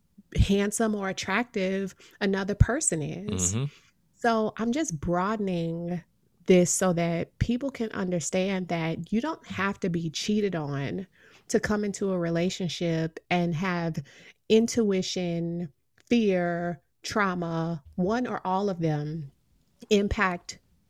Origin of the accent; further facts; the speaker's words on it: Midwest, United States; now in East Coast, United States; I'm from the Midwest. F is a failing grade and E is sometimes a failing grade here on the East Coast.